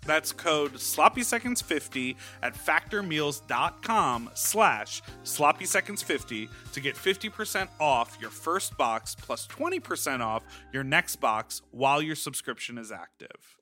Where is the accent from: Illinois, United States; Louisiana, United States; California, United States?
Illinois, United States; Chicago; moved away as an adult; now in Los Angeles, United States; born and raised in Chicago